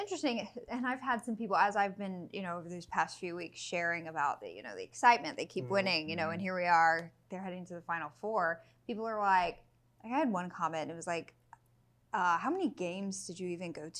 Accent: Houston, Texas, United States

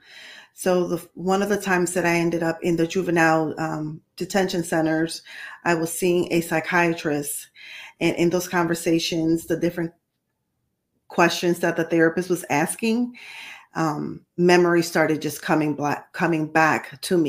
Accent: New York City, New York, United States; also born or lived in Puerto Rico; So I was born in New York City, and then we left. We relocated to Puerto Rico, and then years later ended up relocating back to New York.

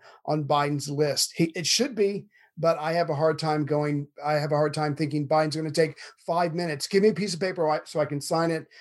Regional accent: United States; I'm an American

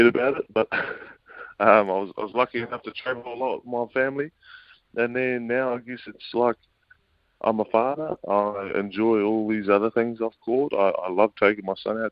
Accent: Auckland, New Zealand; I was brought up out west in Auckland

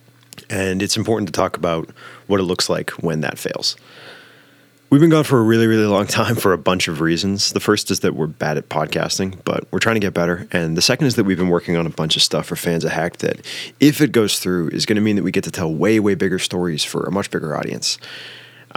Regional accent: Canada; We're Canadian

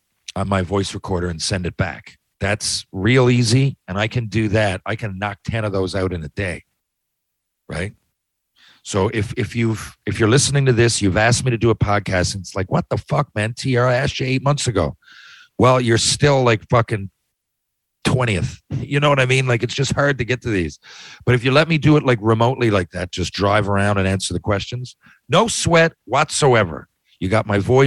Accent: Mount Pearl, Newfoundland and Labrador, Canada; I grew up in Mount Pearl

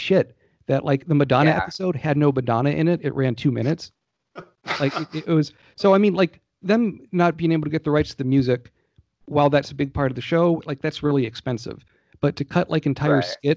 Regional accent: Georgia, United States; I grew up in Georgia at that time

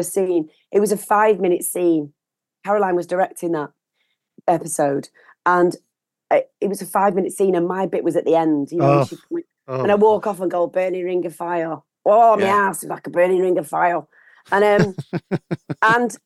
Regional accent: Manchester, North West England, United Kingdom; I'm from Gorton, which is, you know, East Manchester

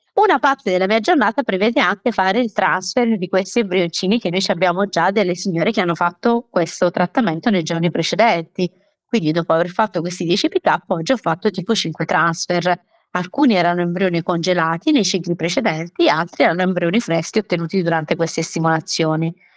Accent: Taranto, Apulia, Italy; io sono pugliese, sono di Taranto

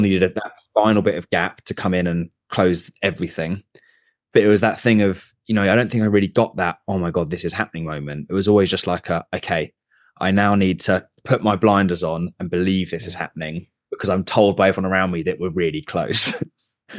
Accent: Surrey, South East England, United Kingdom; I grew up in Surrey

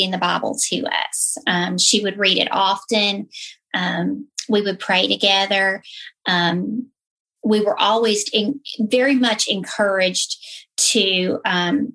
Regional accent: the South, United States; I was raised in the South. You know, as soon as I open my mouth, most of you will know that's where I came from

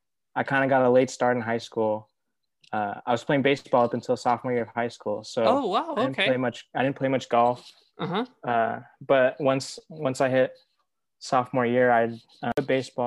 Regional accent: San Diego, California, United States; I was born and raised in San Diego.

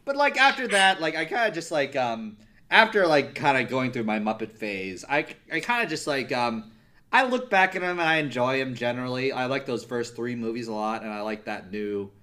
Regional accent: New Jersey, United States; also born or lived in Midwest; I'm from New Jersey.

